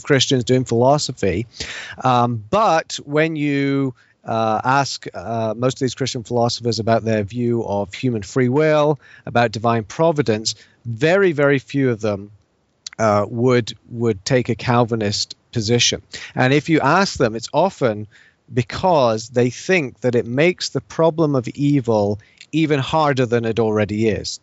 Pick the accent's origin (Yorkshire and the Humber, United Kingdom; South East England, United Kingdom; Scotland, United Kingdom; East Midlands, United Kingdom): Scotland, United Kingdom; moved away as an adult; also born or lived in England; now in United States; I'm not I'm not Scottish by by birth. My parents are English, even though I lived most of my life in Scotland.